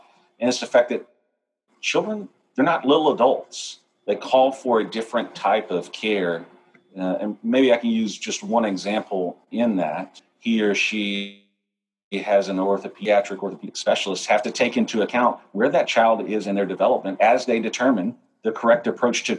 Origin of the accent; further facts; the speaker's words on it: Texas, United States; moved away; also born or lived in Louisiana; So I grew up in Texas